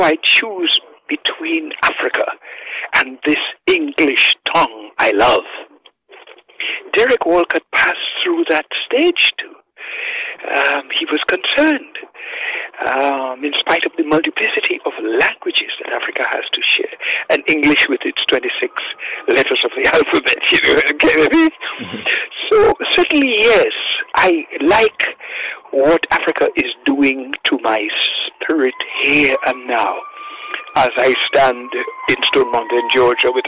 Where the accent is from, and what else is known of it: Dominica